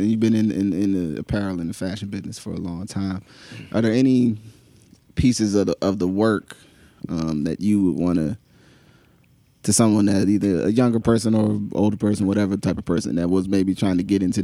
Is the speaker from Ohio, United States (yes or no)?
no; New Jersey, United States; now in Philadelphia, United States; I grew up in New Jersey, across the border.